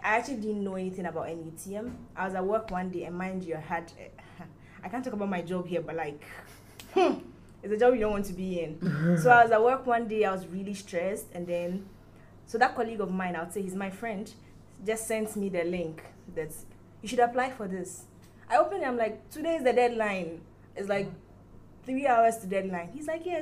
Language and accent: English; Ghana; moved away as an adult; now in Lagos, Nigeria; I'm from Ghana. I'm a Ghanaian girl